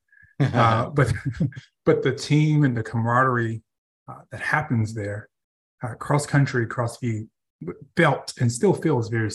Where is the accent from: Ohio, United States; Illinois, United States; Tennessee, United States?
Tennessee, United States; Nashville; I am Nashville born and raised, which is very rare.